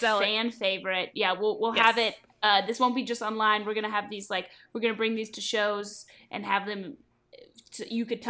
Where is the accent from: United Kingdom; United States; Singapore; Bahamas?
United States; Louisville, Kentucky; moved away; We're coming to my hometown